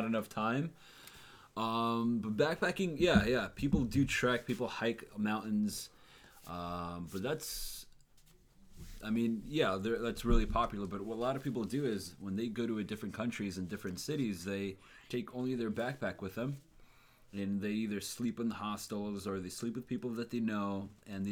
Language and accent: English; Long Island, New York, United States; I'm from Long Island. I was born and raised here